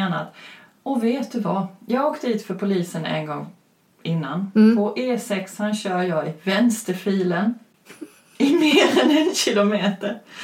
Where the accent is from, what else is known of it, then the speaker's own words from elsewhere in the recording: Växjö, Kronoberg County, Sweden; från Växjö.